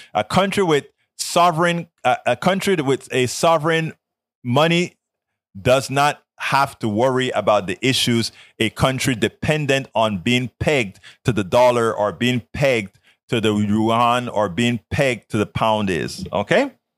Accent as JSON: {"language": "English", "region": "Colón", "country": "Panama", "moved": "yes", "said": "I'm actually from Colon"}